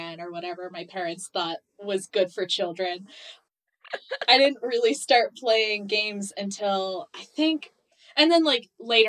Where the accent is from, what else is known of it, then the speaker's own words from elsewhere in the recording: Morocco; moved away; also born or lived in East Coast, United States; I grew up between two countries. So I grew up on the East Coast of mm-hmm. the U.S. and moved when I was 9 years old to Morocco, because that's where my parents are from